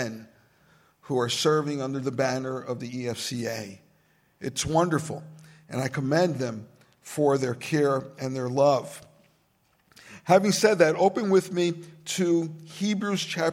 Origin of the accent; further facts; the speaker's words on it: New Jersey, United States; also born or lived in Brazil; I am from Brazil. I grew up in urban communities in New Jersey